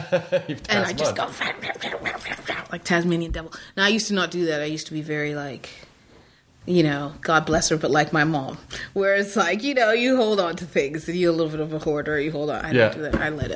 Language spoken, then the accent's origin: English; New York, United States; I'm a New Yorker, too